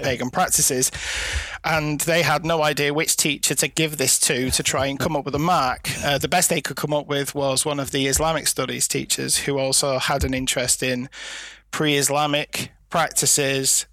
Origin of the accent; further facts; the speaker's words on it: Lancashire, North West England, United Kingdom; I was born and bred in Lancashire, and there is quite a strong folkloric element of things here